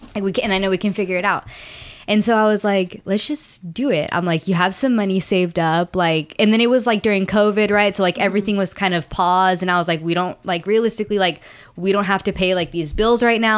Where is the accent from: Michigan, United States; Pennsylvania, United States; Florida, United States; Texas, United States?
Texas, United States; San Antonio; now in Stafford, United States; I'm from San Antonio